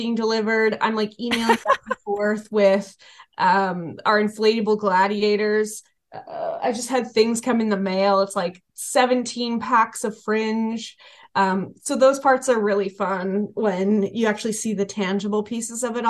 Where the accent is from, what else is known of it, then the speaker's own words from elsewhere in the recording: Canada; We're Canadian.